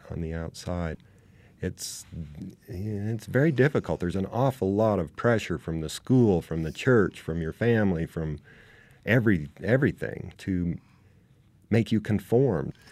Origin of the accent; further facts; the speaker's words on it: Beaver, Utah, United States; I'm from Beaver. Yeah. Beaver is a small kind of uh, farming town. You know, it's not close to anything really.